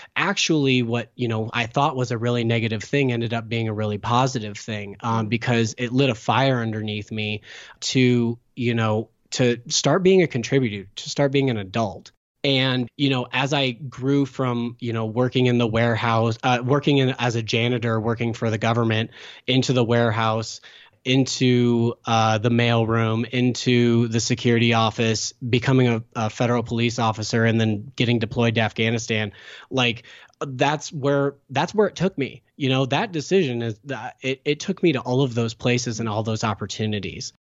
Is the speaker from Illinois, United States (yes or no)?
no; Sacramento, California, United States; moved away; also born or lived in St. Louis, Missouri / Hawaii; I'm originally from Sacramento, California.